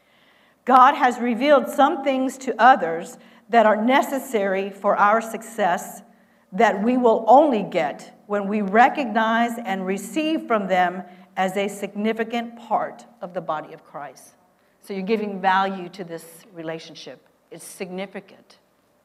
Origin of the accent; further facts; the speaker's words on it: Texas, United States; moved away as an adult; also born or lived in Iowa; I'm from Texas